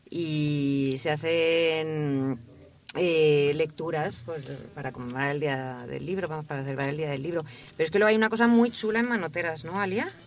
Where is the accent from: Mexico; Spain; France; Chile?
France; Spanish is a second language; que a mí se me da peor, que yo soy francés.